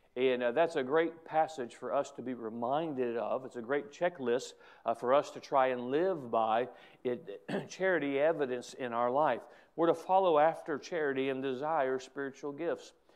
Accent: United States; an American who comes to their country

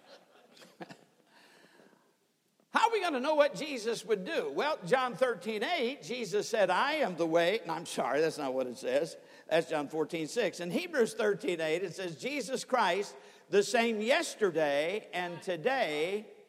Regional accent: Sturgis, Michigan, United States; I was brought up in Sturgis, Michigan

